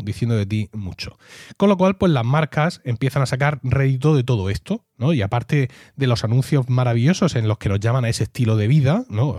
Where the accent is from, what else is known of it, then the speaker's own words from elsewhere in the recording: Region of Murcia, Spain; soy murciano